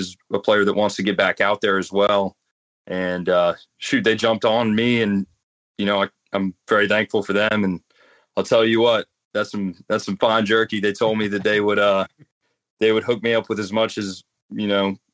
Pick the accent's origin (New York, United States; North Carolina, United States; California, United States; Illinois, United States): North Carolina, United States; I grew up playing in North Carolina in the woods